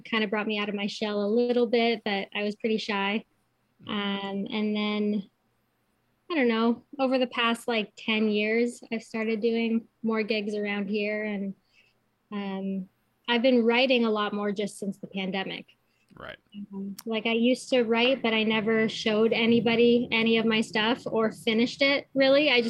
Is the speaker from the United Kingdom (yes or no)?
no; Kitchener, Ontario, Canada; now in New Hamburg, Canada; yeah so I'm living in New Hamburg, but I'm from Kitchener.